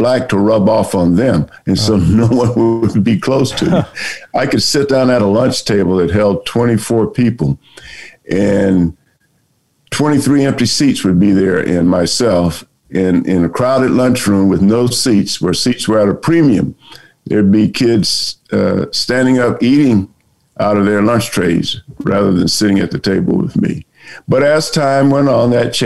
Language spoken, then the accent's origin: English; Orangeburg, South Carolina, United States; born or raised there; moved away as an adult